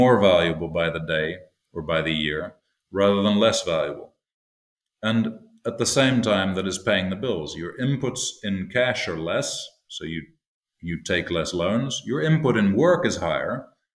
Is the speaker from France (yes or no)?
no; Toronto, Ontario, Canada; I grew up in Toronto, but we had a place outside where my parents still live in Ontario.